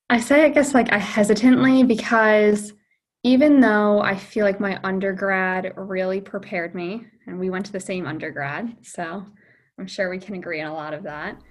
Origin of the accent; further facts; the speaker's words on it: Point Pleasant, New Jersey, United States; I'm from Point Pleasant, New Jersey.